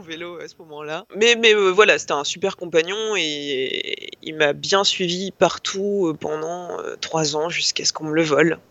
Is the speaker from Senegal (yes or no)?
no; Lille, Hauts-de-France, France; moved away as an adult; also born or lived in Rennes; now in Paris, France; je suis lilloise d'origine